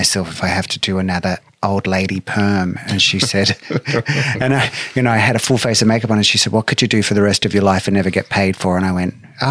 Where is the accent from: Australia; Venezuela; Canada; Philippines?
Australia; Brisbane, Queensland; moved away; I was born on September 21st, 1968 in Brisbane, Australia